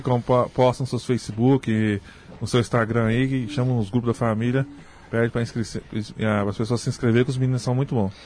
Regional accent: Morrinhos, Goiás, Brazil; also born or lived in Creúna (as transcribed); Eu nasci em Morrinhos mesmo, Goiás, né? Eu sou de Morrinhos, Goiás.

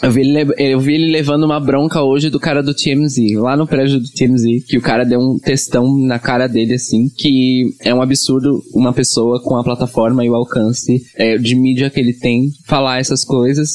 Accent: Baixada Santista, São Paulo, Brazil; nós que somos da Baixada

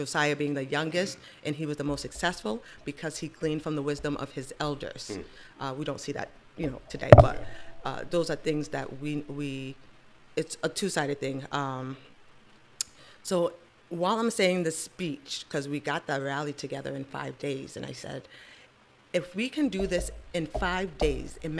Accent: Nigeria; being Nigerian, I have to have a boy

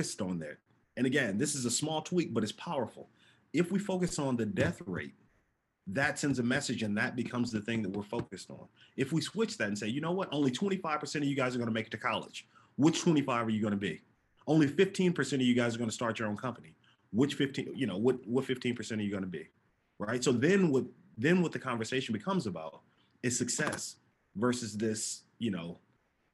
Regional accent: Oakland, California, United States; also born or lived in Hawaii / Japan; growing up in East Oakland

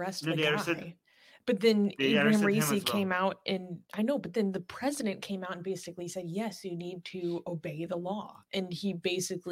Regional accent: United States; I'm an American

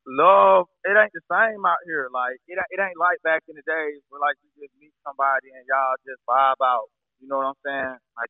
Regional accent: Atlanta, Georgia, United States

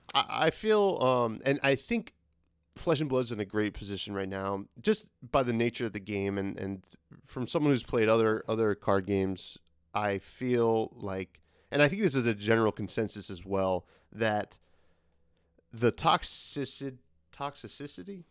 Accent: New Jersey, United States; we're both from New Jersey

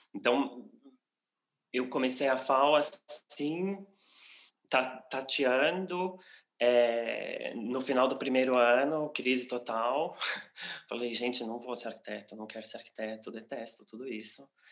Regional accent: São Paulo, Brazil; moved away as an adult; now in Berlin, Germany; eu sou brasileiro, paulista, paulistano, de São Paulo. É, moro em Berlim há seis anos já

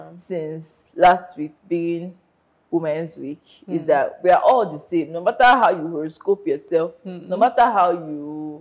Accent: Nigeria; life as a Nigerian is hot.

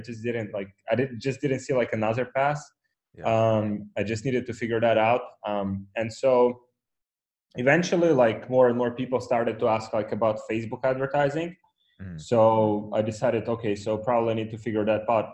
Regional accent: Ukraine; English is a second language; moved away as an adult; now in Poland; I was born in Ukraine

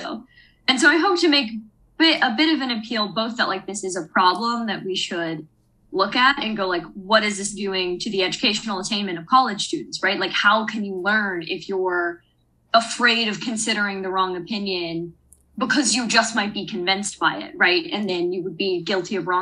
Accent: Alabama, United States; moved away as an adult; also born or lived in Virginia; I'm from Alabama

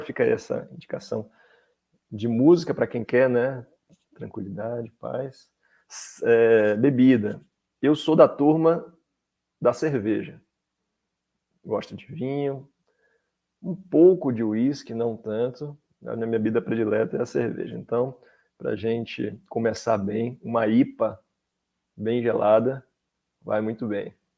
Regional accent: Salvador, Bahia, Brazil; moved away as an adult; now in Brasília, Brazil; eu sou baiano, sou de Salvador, Bahia, minha, a minha graduação foi em Salvador

